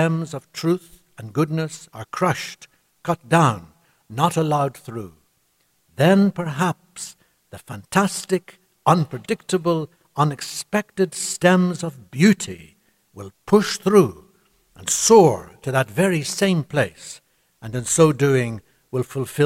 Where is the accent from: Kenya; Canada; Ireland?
Ireland